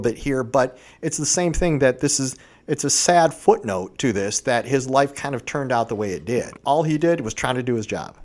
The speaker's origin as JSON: {"language": "English", "town": "Vermilion", "region": "Ohio", "country": "United States", "tie": "born or raised there", "said": "I grew up in Vermillion, Ohio."}